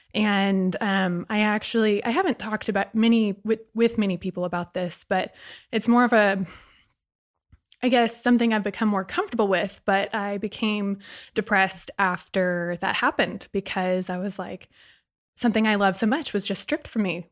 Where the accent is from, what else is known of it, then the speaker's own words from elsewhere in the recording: Sugar Land, Texas, United States; I also grew up in Sugarland, Texas